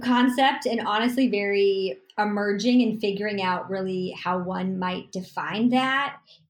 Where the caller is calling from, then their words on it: Los Angeles, California, United States; I am streaming in from Los Angeles, California.